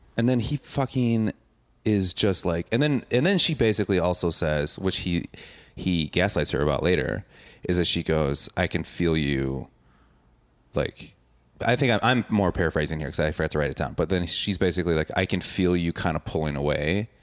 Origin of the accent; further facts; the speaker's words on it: suburb of Milwaukee, Wisconsin, United States; I'm not from Milwaukee. I'm from a suburb